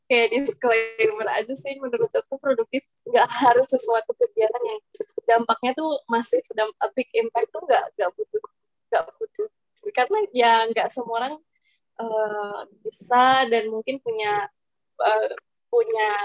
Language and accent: Indonesian; Jakarta, Indonesia; now in Bogor, Indonesia; aku asalnya dari Jakarta.